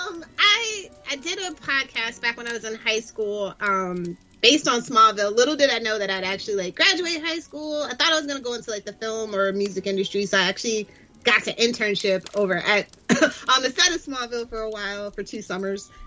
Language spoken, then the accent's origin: English; United States; I'm American